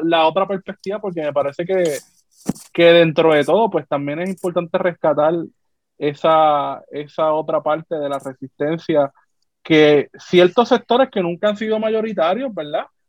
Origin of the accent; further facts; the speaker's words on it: Puerto Rico; seguimos siendo puertorriqueños